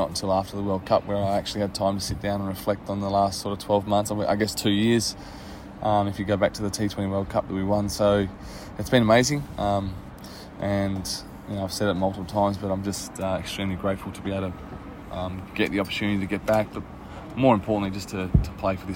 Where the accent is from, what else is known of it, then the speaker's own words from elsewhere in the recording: Western Australia, Australia; I'm West Australian and a very proud one